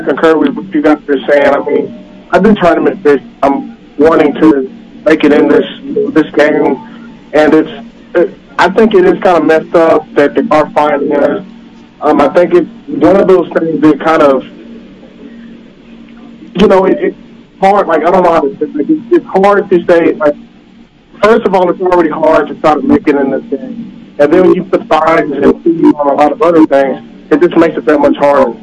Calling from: Texas, United States; calling from Texas

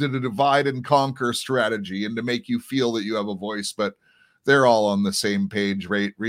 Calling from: Canada; and I'm broadcasting from Canada.

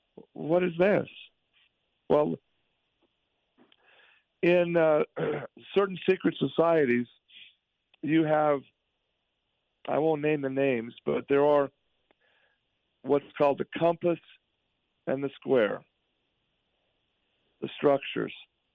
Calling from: Ogden, Utah, United States; I'm broadcasting from Ogden, Utah.

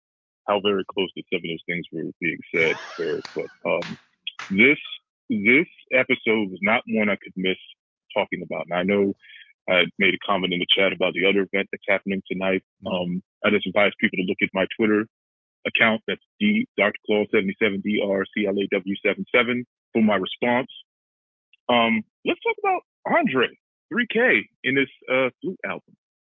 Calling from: Cleveland, Ohio, United States; from Cleveland.

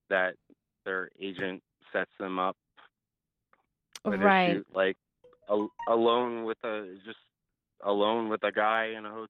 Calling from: Florida, United States; Hi. I'm from Florida.

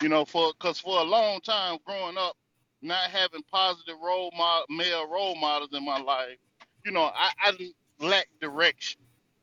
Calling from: North Carolina, United States; I'm coming from the North Carolina territory.

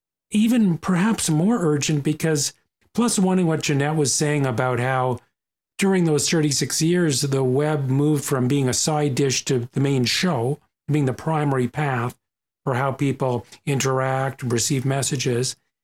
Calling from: Ontario, Canada; I come to you from Ontario. Here we are in Ontario, where the ecosystem has truly shifted.

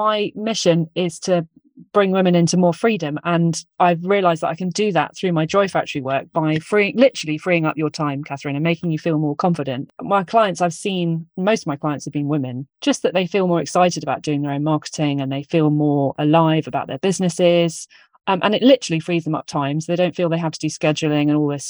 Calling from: Parkgate, South East England, United Kingdom; I'm in a little place called Parkgate. It's between Portsmouth, Fareham and Southampton, and it used to be a place where they grew strawberries.

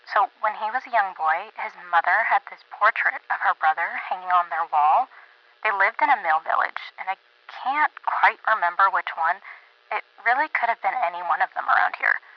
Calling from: McAdenville, North Carolina, United States; Hi, Bart. … from McAdenville.

